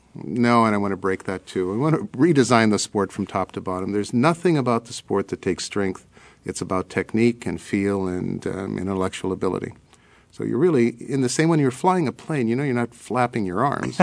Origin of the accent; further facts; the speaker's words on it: Hawaiian Islands, United States; now in Berkeley, United States; I grew up in the Hawaiian Islands